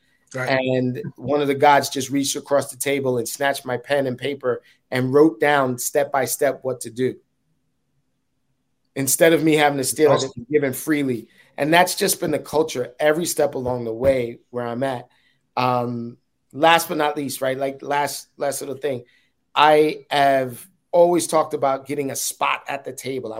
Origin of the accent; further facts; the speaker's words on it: New York City, New York, United States; I'm a hood dude, right? Like, I'm from Uptown, from Harlem